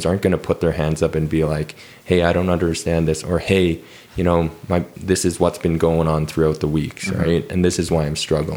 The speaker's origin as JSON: {"language": "English", "town": "Calgary", "region": "Alberta", "country": "Canada", "tie": "born or raised there", "said": "born and raised in Calgary"}